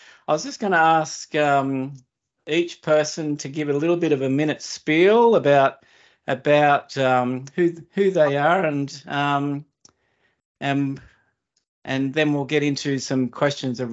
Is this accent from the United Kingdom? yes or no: no; Australia; born or raised there